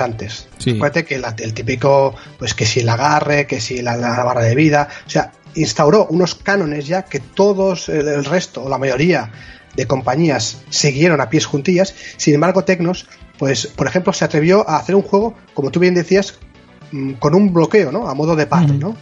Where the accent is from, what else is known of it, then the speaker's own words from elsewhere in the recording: L'Estartit, Catalonia, Spain; mi pueblo, donde yo toda la vida he crecido, ahí en la Costa Brava, en el Startit